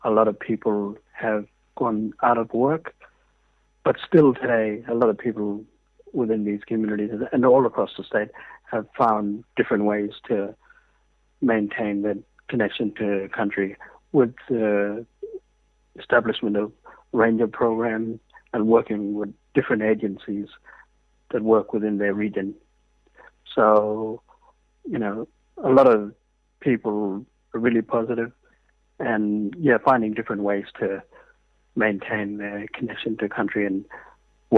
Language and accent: English; south of Broome, Western Australia, Australia; now in Perth, Australia; So I grew up in Bunnewool and Bijaranga, which is 180 km south of Broome, and still go back to my homeland. I now live in Perth